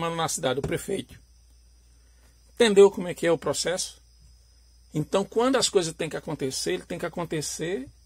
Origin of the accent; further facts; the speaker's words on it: Alagoas, Brazil; eu, eu sou natural da região nordeste, sou alagoano